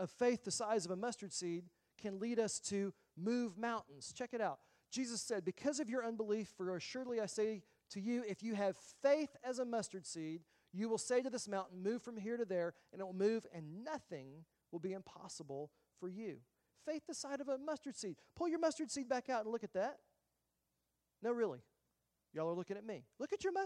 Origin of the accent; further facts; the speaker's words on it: the South, United States; I grew up in the South.